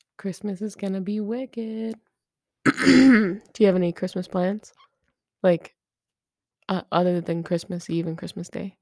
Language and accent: English; United States; I am American